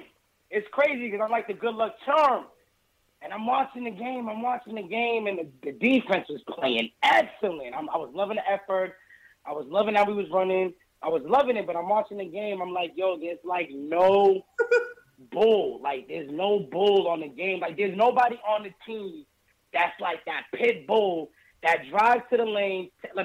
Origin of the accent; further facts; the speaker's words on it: New York City, New York, United States; now in Boston, United States; So I live in Boston, guys. I'm from New York, from the Bronx. I live in Boston.